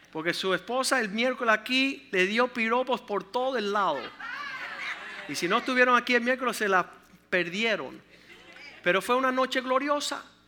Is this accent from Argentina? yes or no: no; Cuba; No soy un cubano que tiro perretas y pantaletas